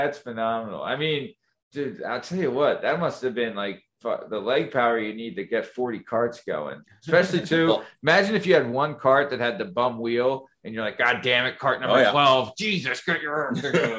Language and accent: English; New England, United States; I'm from New England.